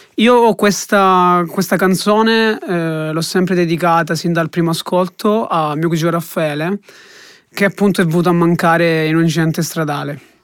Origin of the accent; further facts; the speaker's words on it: Calabria, Italy; moved away as an adult; now in Siena, Italy; ho 23 anni, sono calabrese e studio a Siena Scienze Economiche e Bancarie